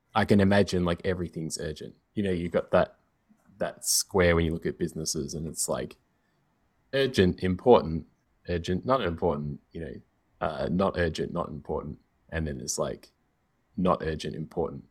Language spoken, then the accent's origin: English; Australia; growing up in Australia where we had like so much American television